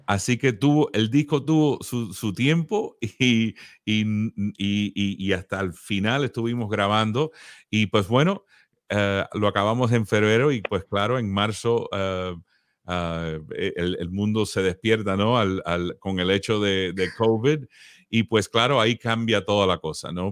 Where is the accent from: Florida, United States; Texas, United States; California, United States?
Florida, United States; Miami; moved away as an adult; now in Nashville, United States; Nacido en Miami, como dijiste, la banda empezó en Miami. Y ahí me crié en Miami